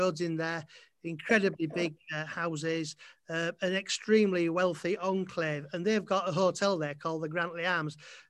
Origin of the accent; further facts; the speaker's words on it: Malton, Yorkshire and the Humber, United Kingdom; being from Malton, we're from Spartans Malton